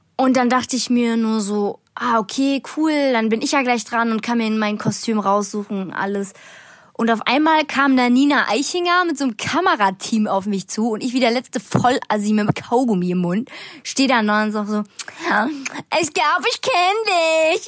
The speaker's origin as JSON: {"language": "German", "town": "Bonn", "region": "North Rhine-Westphalia", "country": "Germany", "said": "ich bin 16 Jahre alt, ich komme aus Bonn"}